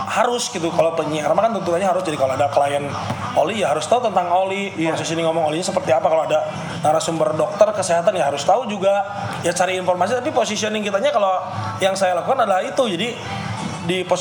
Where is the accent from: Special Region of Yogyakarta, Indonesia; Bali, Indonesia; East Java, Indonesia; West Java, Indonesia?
West Java, Indonesia; Misalnya saya orang Sunda, saya melekat kesundaan saya, saya suka Persib